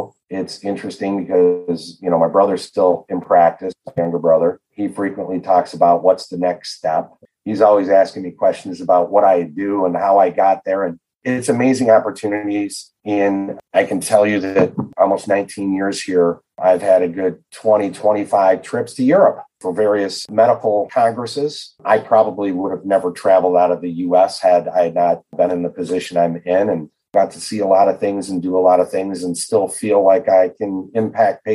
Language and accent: English; Detroit, Michigan, United States; also born or lived in Kirksville, Missouri; I was actually born in Detroit, raised in metropolitan Detroit. So I've been in the Michigan metropolitan Detroit area most of my life other than school